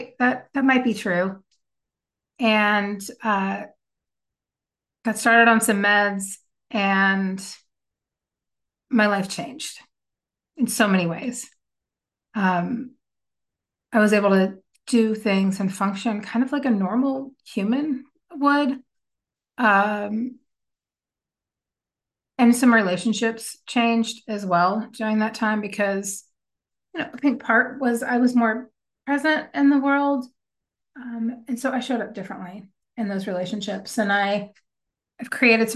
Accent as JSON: {"language": "English", "region": "Kentucky", "country": "United States", "tie": "born or raised there", "moved": "yes", "lives_now": "Texas, United States", "said": "I grew up in Kentucky"}